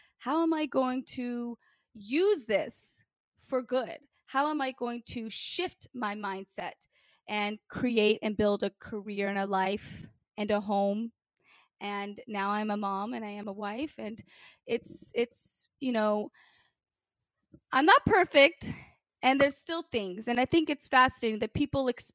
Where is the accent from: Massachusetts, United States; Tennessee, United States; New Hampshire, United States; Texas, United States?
Tennessee, United States; Memphis; Growing up in Memphis, Tennessee was certainly a very challenging life